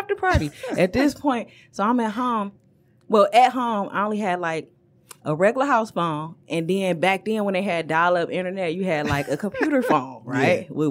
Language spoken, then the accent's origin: English; Detroit, Michigan, United States; I'm from the East Side. So dropped me off on like 7 Mile of Hoover, where I'm from